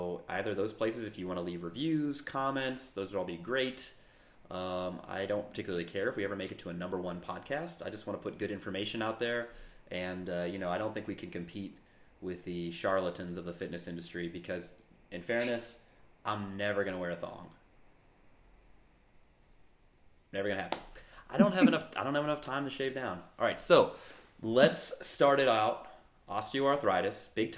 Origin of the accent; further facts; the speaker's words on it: St. Louis, Missouri, United States; moved away as an adult; also born or lived in Virginia; now in United States (West Coast); originally born and raised in St. Louis, Missouri